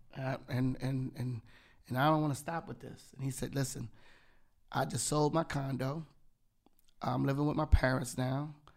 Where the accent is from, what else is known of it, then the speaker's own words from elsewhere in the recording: Yonkers, New York, United States; I was from Yonge, 'cause it was, like, that whole nine one four